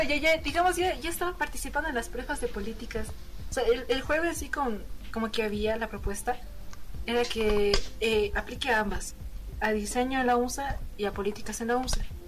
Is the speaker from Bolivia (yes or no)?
yes; Bolivia; como buena boliviana que soy